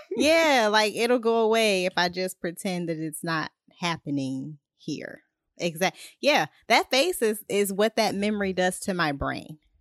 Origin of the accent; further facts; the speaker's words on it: Ohio, United States; I'm from Ohio